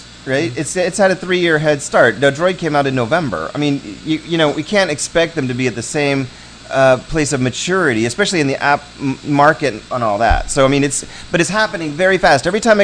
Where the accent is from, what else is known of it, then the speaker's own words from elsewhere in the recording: Ohio, United States; I'm from Ohio, I can say that, I'm from Ohio